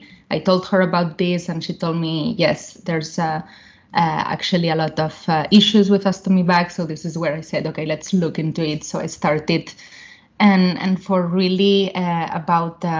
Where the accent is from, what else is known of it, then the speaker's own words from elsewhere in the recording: Barcelona, Catalonia, Spain; moved away as an adult; also born or lived in London, United Kingdom / Boston, United States; now in Palo Alto, United States; I'm from Barcelona, from Spain.